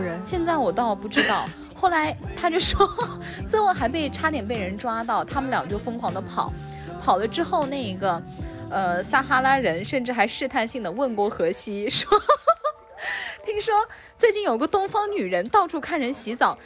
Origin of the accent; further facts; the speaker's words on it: China; 我们中国人